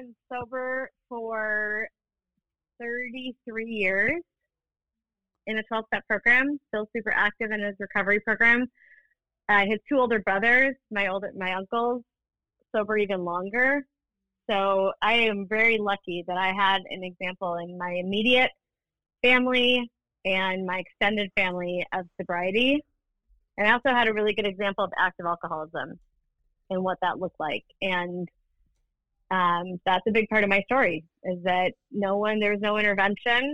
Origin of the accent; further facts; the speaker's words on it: St. Paul, Minnesota, United States; also born or lived in Afton, Minnesota; I grew up in St. Paul